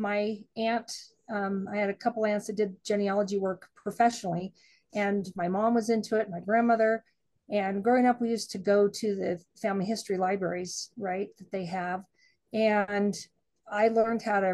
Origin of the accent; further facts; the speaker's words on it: Idaho, United States; I didn't grow up in Utah. I grew up in Idaho